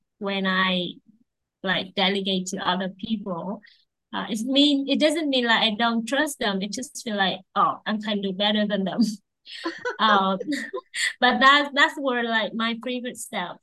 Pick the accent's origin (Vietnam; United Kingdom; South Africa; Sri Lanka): Vietnam; I'm from Vietnam